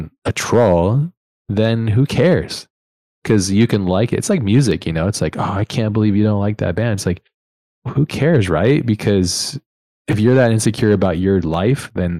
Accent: United States; I'm American through and through

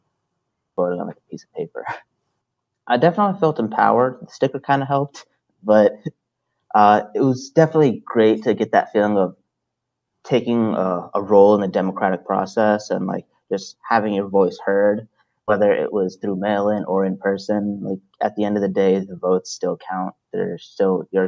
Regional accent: Salisbury, Maryland, United States; also born or lived in Brooklyn, New York; I grew up in Brooklyn and Salisbury, Maryland. I was in Brooklyn until I was 10 years old, and then I moved down here for the rest of my life

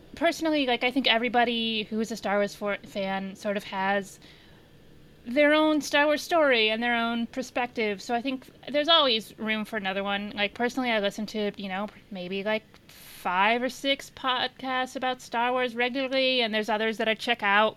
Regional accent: Indiana, United States; I'm from Indiana

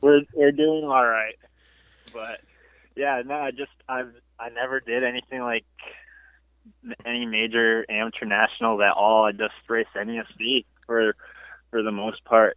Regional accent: Woodstock, Connecticut, United States; I'm from Connecticut, uh, Woodstock, Connecticut to be exact

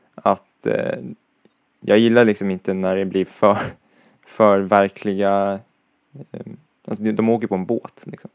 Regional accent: Sweden; jag är svensk

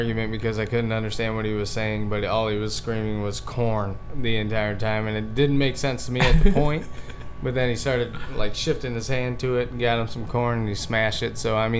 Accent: Chicago, Illinois, United States; accent: Chicago; where are you from? I was like, Chicago. And then he was like, what a great accent.

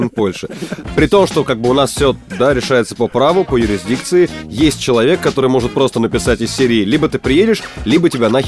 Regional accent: Odintsovo, Moscow Oblast, Russia; … выступала, было 100 человек в клубе в моем родном городе Одинцово.

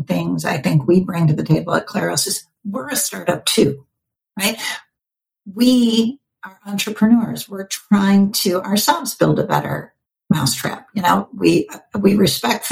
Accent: Flint, Michigan, United States; now in Bay Area, United States; I grew up in an automotive factory town. I grew up in Flint, Michigan.

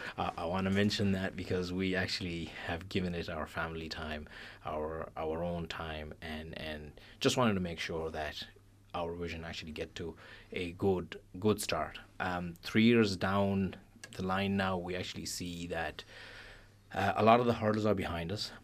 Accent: Pakistan; now in Ireland; I'm originally from Pakistan

